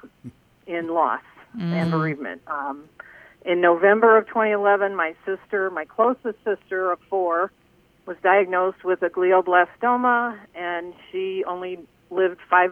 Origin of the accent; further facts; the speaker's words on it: South Bend, Indiana, United States; I grew up in South Bend, Indiana